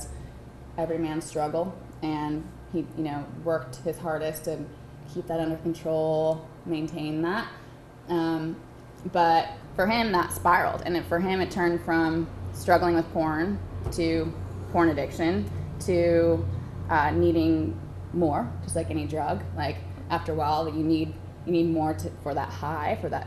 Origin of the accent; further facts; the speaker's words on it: Orange County, California, United States; I was raised in Orange County, California